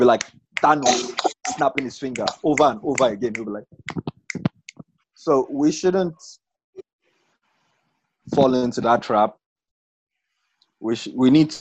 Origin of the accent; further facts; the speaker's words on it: Nigeria; being Nigerian self is an affliction